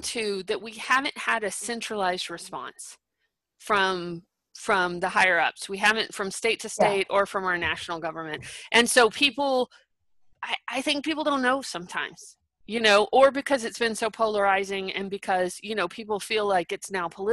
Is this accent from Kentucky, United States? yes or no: no; Texas, United States; I'm from Texas.